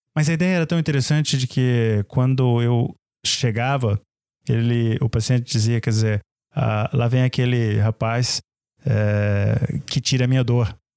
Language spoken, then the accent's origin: Portuguese; Brazil; como nós dizemos no Brasil